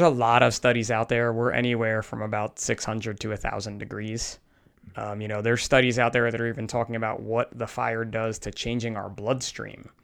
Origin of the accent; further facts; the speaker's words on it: New Jersey, United States; typical guy from New Jersey